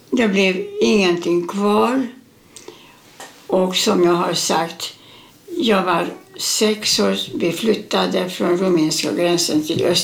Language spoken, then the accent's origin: Swedish; Mátészalka, Szabolcs-Szatmár-Bereg, Hungary; born there; Eh, ja, jag föddes i Ungern, Mate Sarka, nära rumänska gränsen.